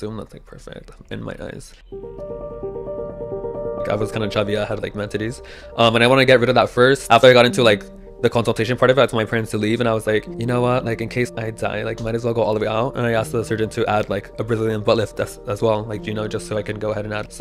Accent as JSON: {"language": "English", "town": "Newport Beach", "region": "California", "country": "United States", "tie": "born or raised there", "moved": "as an adult", "lives_now": "New York, United States", "said": "I was born and raised in Newport Beach, California, Orange County"}